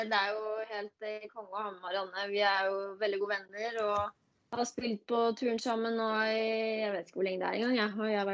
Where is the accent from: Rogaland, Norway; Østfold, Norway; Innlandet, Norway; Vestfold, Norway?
Vestfold, Norway; Tønsberg; also born or lived in Denver; now in Bærum, Norway; Jeg er opprinnelig fra Tønsberg. Uh, bor nå i Bærum, på, på Østerås. Uh, ja, nå er jeg jo 29 år, da. Blir 30 år i år.